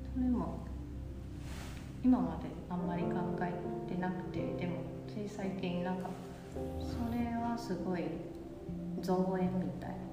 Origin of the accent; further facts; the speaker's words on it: Taipei, Taiwan; Japanese is a second language; moved away as an adult; now in Kyoto, Japan; 台北出身で、えっと、現在今京都活動して